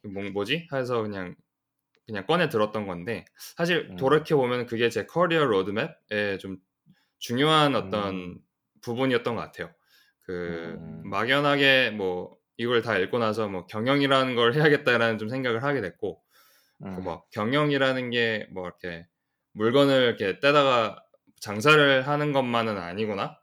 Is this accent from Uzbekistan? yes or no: no; United States; also born or lived in South Korea; 저는 이제 그 미국에서 태어나서 쭉 대부분 아. 미국에서 지금 보냈고 좀 한국에서 잠깐 잠깐씩 살긴 했어요.